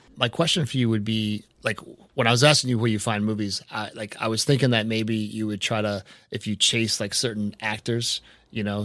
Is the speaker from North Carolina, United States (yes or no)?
no; Boston, Massachusetts, United States; I'm from the Boston area